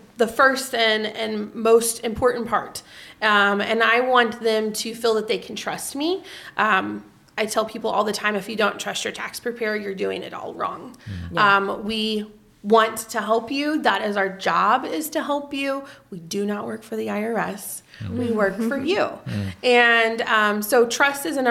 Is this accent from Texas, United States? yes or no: no; Vienna, Illinois, United States; now in Marion, United States; I was raised in Vienna